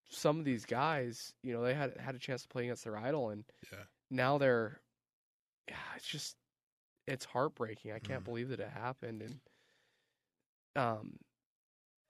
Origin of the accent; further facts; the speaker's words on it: Utah, United States; I grew up in Utah